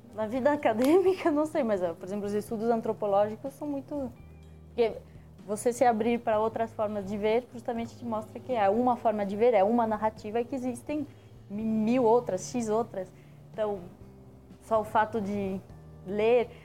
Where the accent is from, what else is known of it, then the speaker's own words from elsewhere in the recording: France; now in Brazil; quando eu cheguei no Brasil, que eu sou francesa